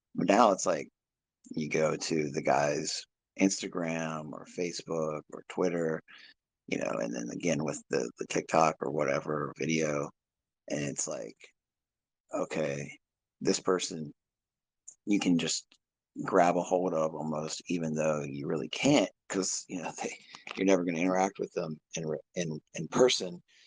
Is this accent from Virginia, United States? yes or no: yes; Virginia, United States; I'm from Virginia